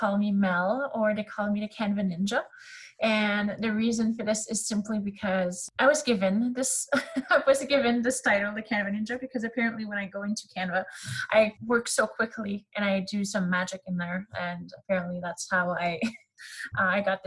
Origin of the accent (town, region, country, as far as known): Canada; accent: French; first language French; English is a second language